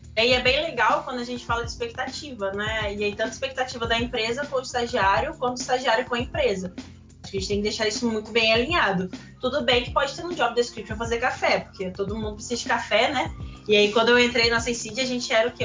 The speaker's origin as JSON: {"language": "Portuguese", "region": "interior of Espírito Santo", "country": "Brazil", "also_born_or_lived": "Campinas, São Paulo", "said": "eu sou do interior do Espírito Santo"}